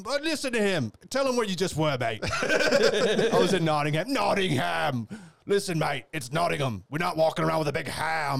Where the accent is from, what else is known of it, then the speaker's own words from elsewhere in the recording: Munster, Ireland; now in Cork, Ireland; Kerry man living in Cork. Like, oh my gosh. You see, the boys were taking a piss out of me. They found out I'm from Kerry. North Kerry, no less.